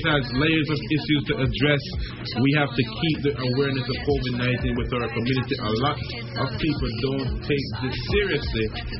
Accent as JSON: {"language": "English", "country": "Jamaica", "said": "I'm Jamaican"}